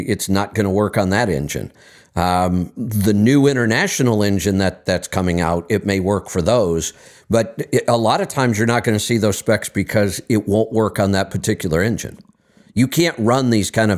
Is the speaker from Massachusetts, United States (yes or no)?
no; Northeast Ohio, United States; when I was in high school and growing up in Northeast Ohio